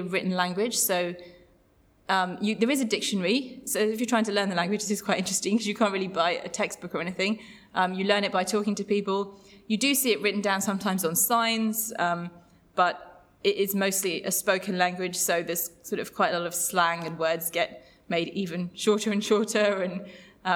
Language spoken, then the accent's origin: English; London, United Kingdom; I was growing up in London